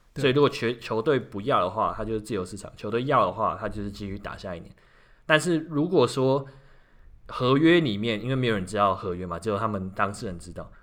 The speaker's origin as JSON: {"language": "Chinese", "region": "Kaohsiung", "country": "Taiwan", "said": "身为高雄人"}